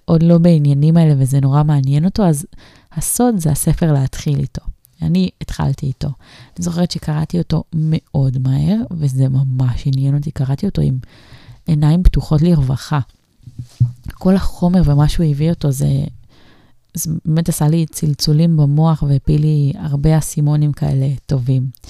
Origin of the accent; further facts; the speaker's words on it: Kiryat Ekron, Central District, Israel; moved away; כשהיינו אה, גרים בקריית עקרון, זאת אומרת שהייתי באמת ממש קטנה, מתחת לגיל 14